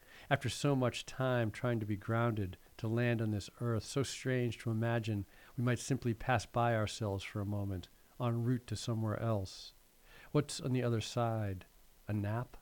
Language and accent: English; Massachusetts, United States; I'm from Massachusetts